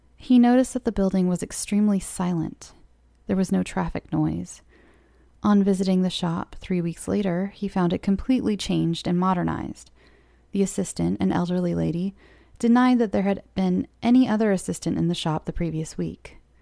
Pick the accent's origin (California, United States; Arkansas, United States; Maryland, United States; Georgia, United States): California, United States; I'm from California. And as a California child